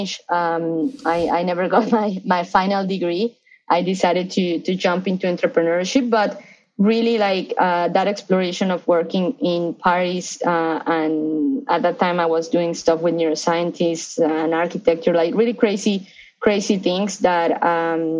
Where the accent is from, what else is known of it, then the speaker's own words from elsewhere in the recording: Mexico City, Mexico; moved away as an adult; now in Los Angeles, United States; I grew up in Mexico City. So I'm Mexican right now. I'm living